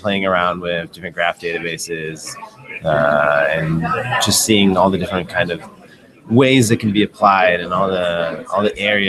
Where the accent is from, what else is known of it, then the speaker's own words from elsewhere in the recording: Chicago, Illinois, United States; So I'm from Chicago.